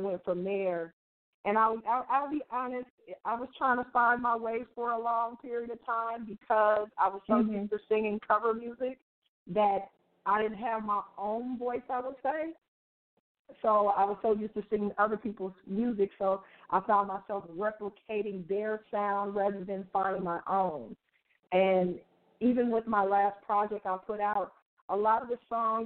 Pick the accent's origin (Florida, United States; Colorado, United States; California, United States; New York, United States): California, United States; Oakland; I am from Oakland, California, the Bay Area